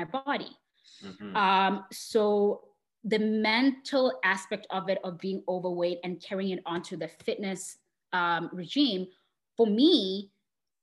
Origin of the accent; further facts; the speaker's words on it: Botswana; I grew up in Botswana in Southern Africa.